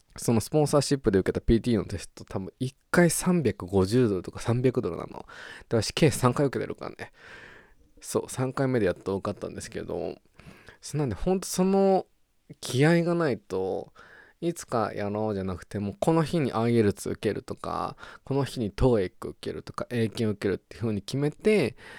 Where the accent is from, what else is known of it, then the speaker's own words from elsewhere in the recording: Japan; accent: Japanese English pronunciation; moved away as an adult; now in Australia; 日本、ジャパニーズ、イングリッシュ、プロナンセーション